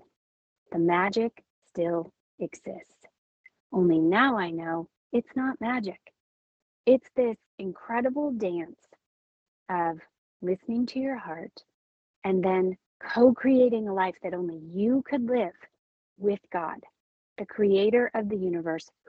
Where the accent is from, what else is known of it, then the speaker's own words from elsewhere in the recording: California, United States; moved away; also born or lived in Minnesota; my home state of California